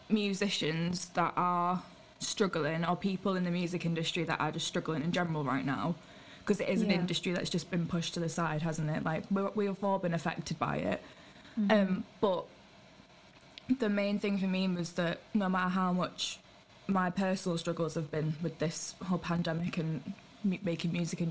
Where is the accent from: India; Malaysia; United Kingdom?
United Kingdom; St Helens, North West England; now in Manchester, United Kingdom; I'm from St. Helens originally, like on the way to Merseyside. But I live in Manchester now.